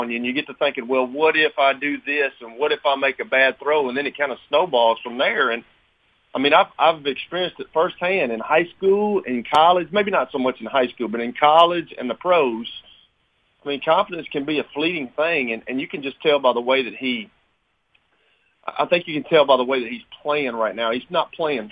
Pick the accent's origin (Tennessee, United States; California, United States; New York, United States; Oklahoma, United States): Tennessee, United States; Lincoln County; when I was growing up in Lincoln County